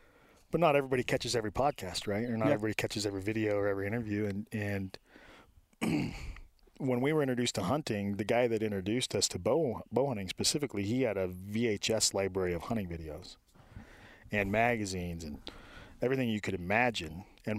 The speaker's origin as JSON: {"language": "English", "town": "Moore", "region": "Idaho", "country": "United States", "tie": "born or raised there", "also_born_or_lived": "Reno, Nevada / Oklahoma", "moved": "as an adult", "said": "Moore, Idaho. Grew up in the middle of nowhere."}